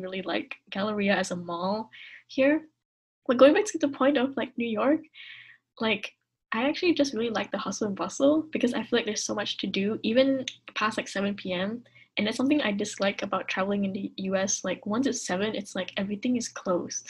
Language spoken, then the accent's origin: English; Kuala Lumpur, Malaysia; moved away as an adult; now in United States; I grew up in Kuala Lumpur